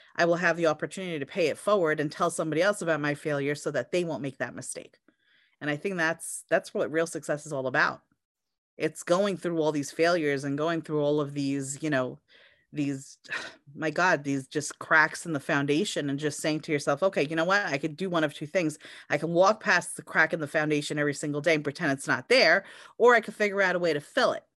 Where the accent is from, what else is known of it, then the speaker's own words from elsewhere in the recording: United States; also born or lived in Europe; I'm an American, I was born here